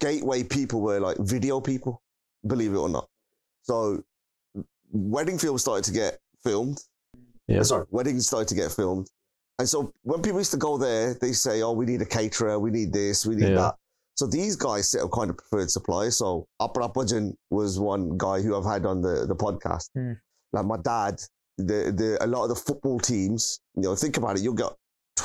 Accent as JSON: {"language": "English", "town": "Birmingham", "region": "West Midlands", "country": "United Kingdom", "tie": "born or raised there", "said": "I was born in Handsworth."}